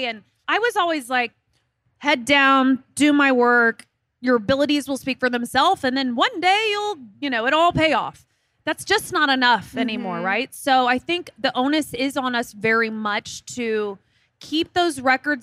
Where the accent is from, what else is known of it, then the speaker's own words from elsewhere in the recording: Midwest, United States; I'm from the Midwest